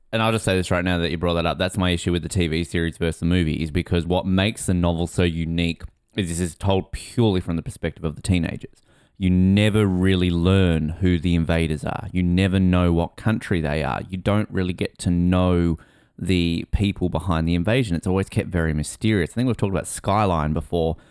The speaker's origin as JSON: {"language": "English", "country": "Australia", "said": "I think most Australians of my age read these books in the nineties."}